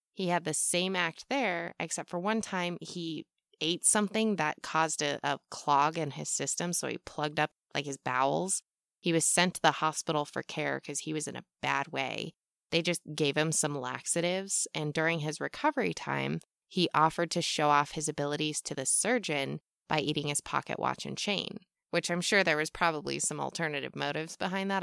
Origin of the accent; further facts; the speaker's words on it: United States; I'm American, we aren't taught much in school about things that don't revolve ab-, around the U S